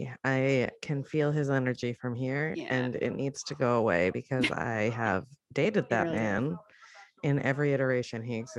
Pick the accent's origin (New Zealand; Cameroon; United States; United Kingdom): United States; New Jersey; And I'm from Jersey.